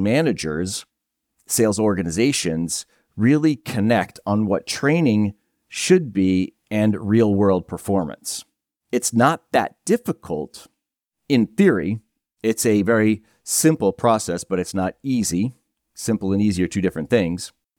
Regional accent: New Hampshire, United States; I'm a guy from Northern New Hampshire, and his way of out was, let's join the Coast Guard. Let's get the heck out of here.

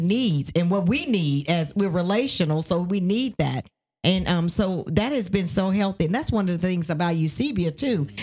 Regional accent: Nashville, Tennessee, United States; moved away as an adult; also born or lived in Ohio; now in Georgia, United States; we are originally from Nashville, Tennessee, but we lived in Ohio and now live in Georgia.

